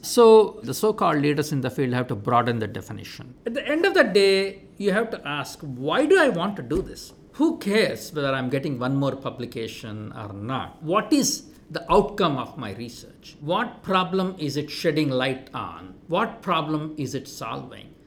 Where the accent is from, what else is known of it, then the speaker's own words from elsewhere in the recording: India; moved away as an adult; also born or lived in Minnesota; Growing up in India